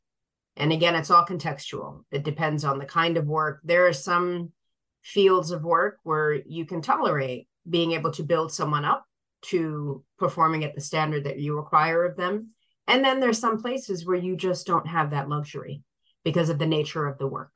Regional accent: Sierra Leone; moved away; I was born in Sierra Leone

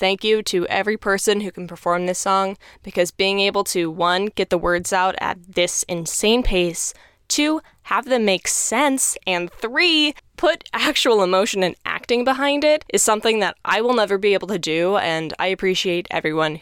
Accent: Texas, United States; I am an arts and culture writer and theater critic from Texas. Warning, my accent may pop in and out

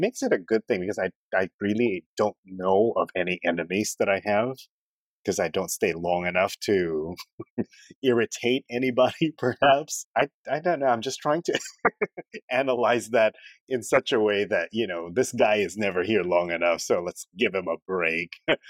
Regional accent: Philippines; also born or lived in Canada / Uzbekistan; now in Singapore; when I was in the Philippines, I was Chinese, because I'm a Filipino Chinese, from a Filipino Chinese family.

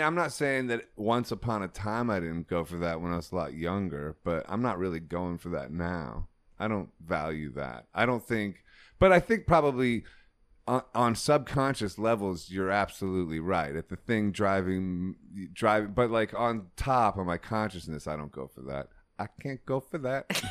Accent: Ohio, United States; I'm from Ohio

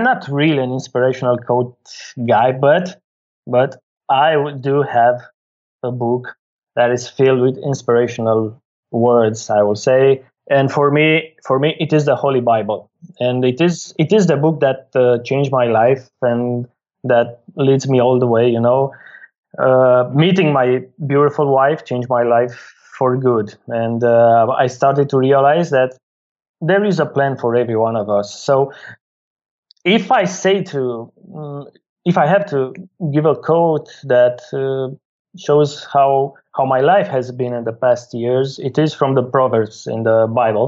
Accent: Bucharest, Romania; I'm from Bucharest, Romania.

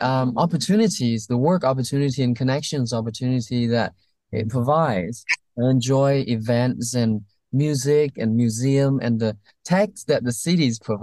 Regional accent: Vietnam; now in California, United States; I came from Vietnam

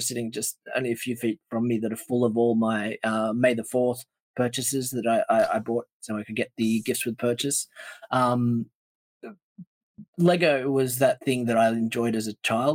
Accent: Australia; we're sitting here as Australian collectors

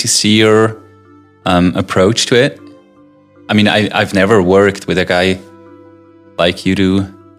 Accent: countryside of Bern, Switzerland; accent: countryside Bernese; English is a second language; So I grew up on the countryside of Bern. I think that's something you also hear in my accent. I'm not the typical Bernese-like city kind of dialect Bernese. It's more from the influenced by the country. So I grew up at the countryside.

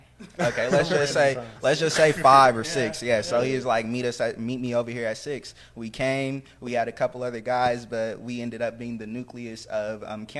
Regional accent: New York City, New York, United States; I'm from Brooklyn

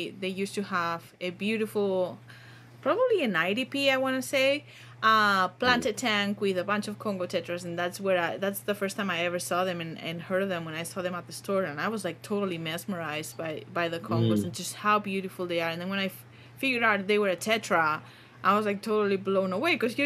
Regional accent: Barcelona, Catalonia, Spain; moved away; I'm from Barcelona

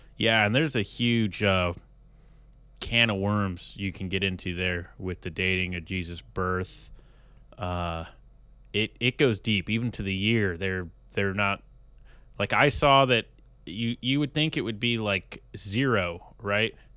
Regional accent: United States

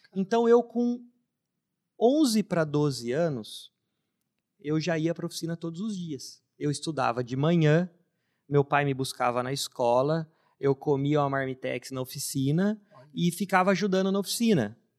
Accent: Limeira, São Paulo, Brazil; Eu já sou nascido em Limeira, sou limeirense, que é uma cidade interior de São Paulo

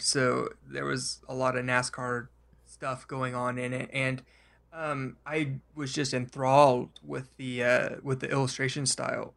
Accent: Oklahoma City, Oklahoma, United States; I grew up in Oklahoma, I've been here all my life

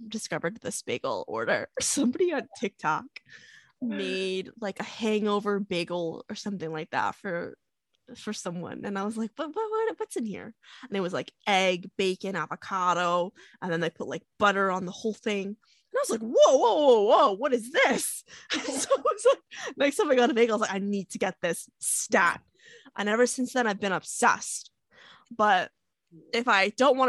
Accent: New York, United States; we're both from New York

